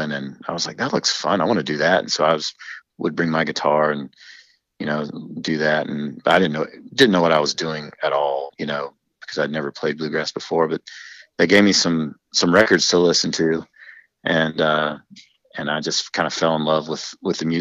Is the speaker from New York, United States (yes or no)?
no; Western North Carolina, United States; I grew up in Western North Carolina